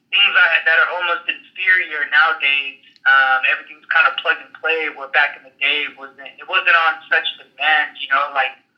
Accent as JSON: {"language": "English", "region": "California", "country": "United States", "tie": "born or raised there", "said": "growing up in California, um, I grew up and survived the riots"}